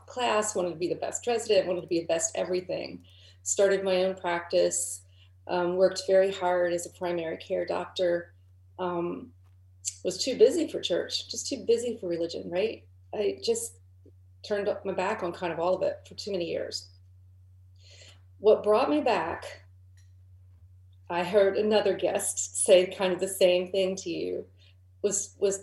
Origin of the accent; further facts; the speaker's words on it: Southern Ohio, United States; I grew up in Southern Ohio in a small town